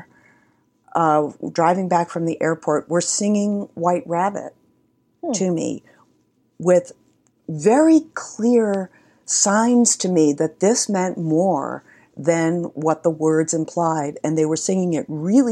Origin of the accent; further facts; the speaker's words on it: New York, United States; also born or lived in Spain; I grew up in New York